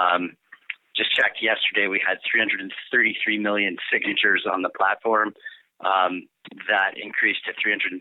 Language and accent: English; Boulder, Colorado, United States; I grew up here in Boulder, actually, one of the rare natives